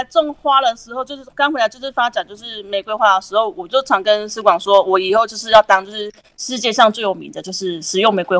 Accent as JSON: {"language": "Chinese", "region": "Nantou County", "country": "Taiwan", "tie": "born or raised there", "said": "对对对，是我的故乡。"}